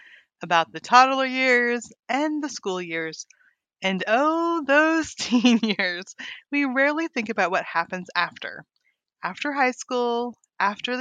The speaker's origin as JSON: {"language": "English", "town": "Weed", "region": "California", "country": "United States", "tie": "born or raised there", "also_born_or_lived": "Montana", "moved": "as an adult", "lives_now": "Arkansas, United States"}